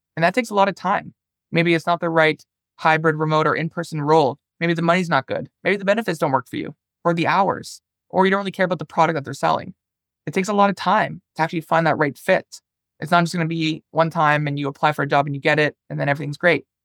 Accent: Toronto, Ontario, Canada; also born or lived in northern Finland; now in Finland; I'm originally from Toronto, Canada

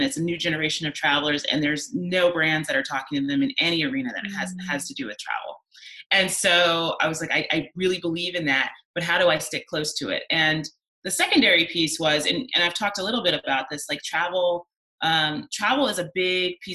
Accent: Chicago, Illinois, United States; my hometown of Chicago, Illinois.

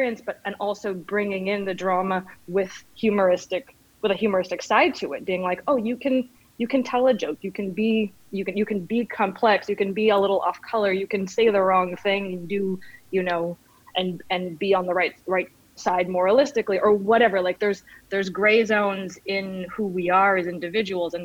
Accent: Dartmouth, Nova Scotia, Canada; I grew up in I grew up in Nova Scotia in Dartmouth, Nova Scotia

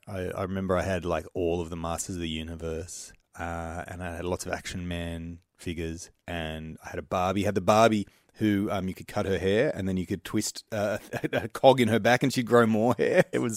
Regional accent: Engadine, New South Wales, Australia; I grew up in Engadine, which is like, if people think of the Sutherland Shire, they normally think of the Cronulla riots, or at least Cronulla and the beach and everything, but I was from the westy side.

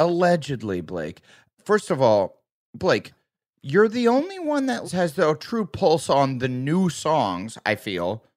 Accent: Iowa, United States; moved away; I grew up in the Midwest

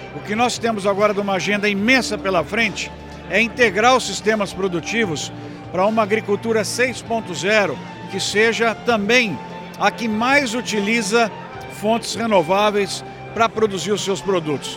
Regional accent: Brazil; nós somos brasileiros

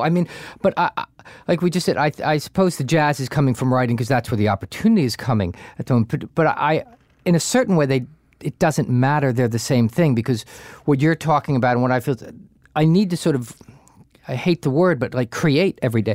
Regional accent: New Jersey, United States; I grew up in Jersey, we went down the Jersey Shore

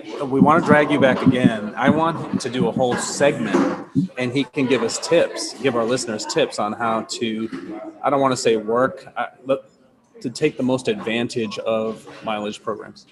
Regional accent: East Coast, United States; I'm from the East Coast

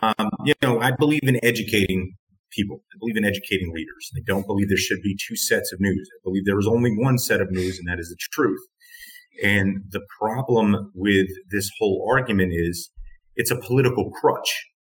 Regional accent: New York, United States; moved away; also born or lived in Washington, District of Columbia, United States; I'm from New York

